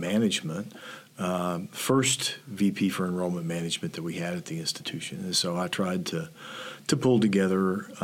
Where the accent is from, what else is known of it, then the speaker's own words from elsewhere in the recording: northwestern Arkansas, United States; moved away as an adult; also born or lived in Oklahoma; now in Nebraska, United States; grew up in northwestern Arkansas and spent a lot of time in Fayetteville at the University of Arkansas